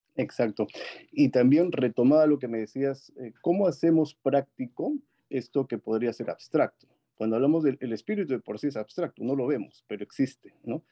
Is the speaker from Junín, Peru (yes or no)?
yes; Huancayo, Junín, Peru; moved away as an adult; also born or lived in Lima, Peru; Yo soy de Perú, nací en la ciudad de Huancayo con un clima muy similar al, al Silicon Valley, el Valle del Mantaro, ahí en Perú. Eh, estudié ahí la primaria y la secundaria y luego pasé a Lima